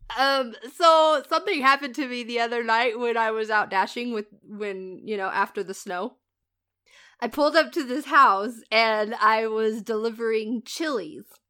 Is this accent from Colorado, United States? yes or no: no; Indiana, United States; moved away; I'm from Indiana.